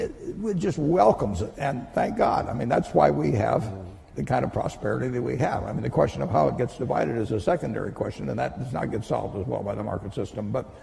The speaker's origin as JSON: {"language": "English", "country": "United States", "tie": "born or raised there", "said": "I was born in the United States in 1930."}